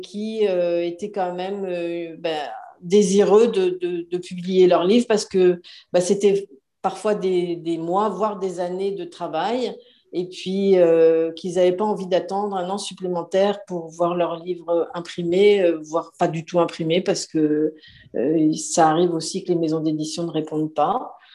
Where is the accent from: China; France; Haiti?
France; moved away as an adult; now in Montreal, Canada; je suis française, comme mon accent le trahit